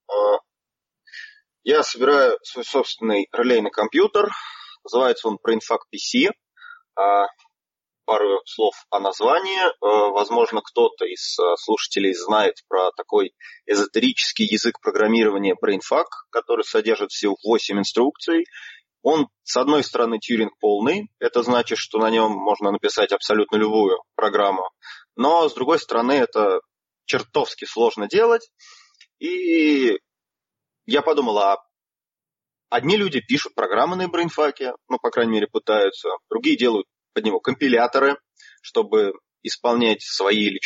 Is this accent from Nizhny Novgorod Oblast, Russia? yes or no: yes; Nizhny Novgorod, Nizhny Novgorod Oblast, Russia; Да, все верно. Из Нижнего